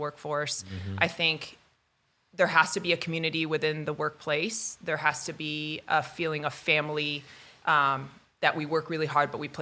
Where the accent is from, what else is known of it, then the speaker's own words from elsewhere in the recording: upstate New York, United States; moved away; I'm from the East Coast originally. So I'm from upstate New York